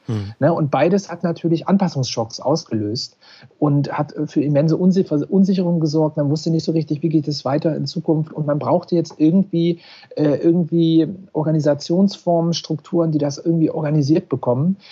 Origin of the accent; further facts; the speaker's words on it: Mansfeld area, Saxony-Anhalt, Germany; moved away; ich bin in Sachsen-Anhalt aufgewachsen und zwar im Mansfelder Gebiet